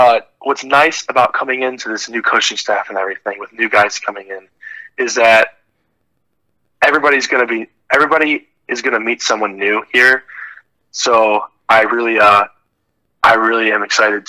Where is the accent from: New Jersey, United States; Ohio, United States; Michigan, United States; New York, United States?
Ohio, United States; I am leaving my hometown, because this is something that I've been with for 18 years, and I haven't moved once. I've lived here my whole life